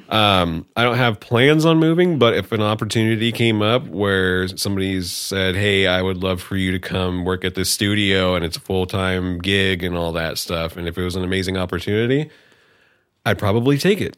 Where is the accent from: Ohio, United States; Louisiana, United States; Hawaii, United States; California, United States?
California, United States; Bay Area; now in Humboldt, United States; I was originally from the Bay Area, um, and then I came here.